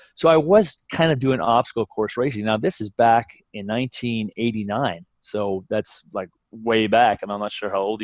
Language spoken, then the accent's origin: English; California, United States; I'm from California, so I had to travel for races.